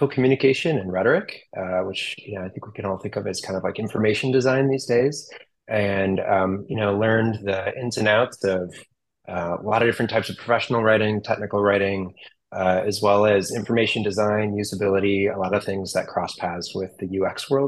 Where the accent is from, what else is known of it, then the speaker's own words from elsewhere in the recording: Wisconsin, United States; moved away as an adult; also born or lived in Minnesota; now in Seattle, United States; I'm from Wisconsin, but lived in Minnesota for a number of years during grad school